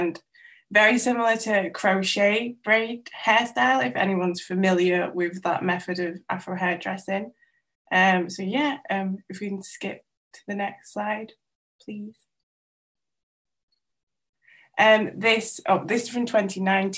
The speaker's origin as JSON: {"language": "English", "region": "North Wales", "country": "United Kingdom", "tie": "born or raised there", "first_language": "Welsh", "second_language": "English", "said": "I grew up in North Wales"}